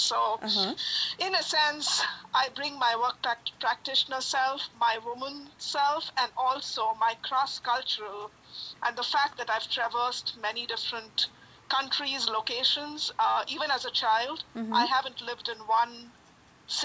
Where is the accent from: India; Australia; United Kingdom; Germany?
India; now in Chicago, United States; I am originally from India. I live in Chicago